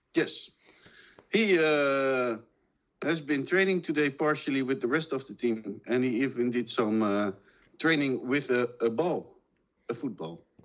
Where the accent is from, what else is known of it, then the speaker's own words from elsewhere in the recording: Málaga, Andalusia, Spain; I'm born in Malaga, I'm from Malaga, and I grew up with with Malaga